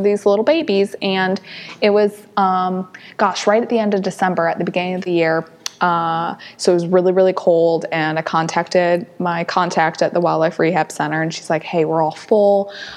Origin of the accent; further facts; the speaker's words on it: St. Louis, Missouri, United States; moved away; also born or lived in Huntsville, Alabama; was born and raised in St. Louis. So lived in St. Louis before moving to Huntsville, Alabama